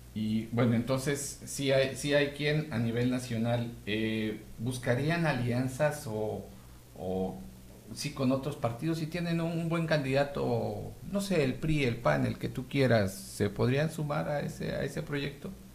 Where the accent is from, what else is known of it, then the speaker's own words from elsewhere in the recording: Mexico; como mexicanos